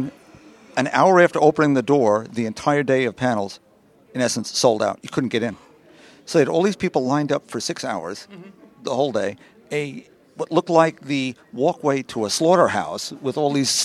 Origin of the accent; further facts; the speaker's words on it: New York, United States; I'm a New Yorker